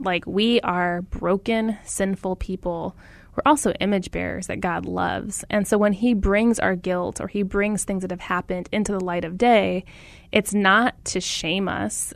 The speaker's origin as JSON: {"language": "English", "town": "Phoenix", "region": "Arizona", "country": "United States", "tie": "born or raised there", "said": "I grew up in Phoenix, very aware of our racial story."}